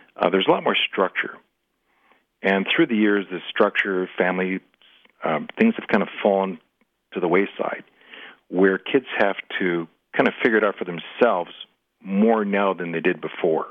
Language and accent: English; Minneapolis, Minnesota, United States; also born or lived in St. Cloud, Minnesota; I'm from Minneapolis